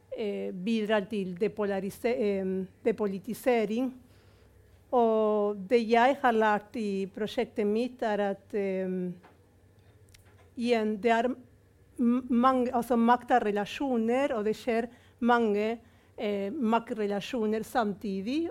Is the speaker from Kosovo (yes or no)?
no; Argentina; now in Norway; som argentiner, som ble født under militærdiktatur